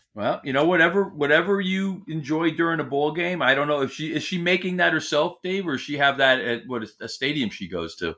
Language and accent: English; Millburn, New Jersey, United States; there's a famous deli in my hometown, and they make what we know here in this very small, it's, uh, section of New Jersey called a Sloppy Joe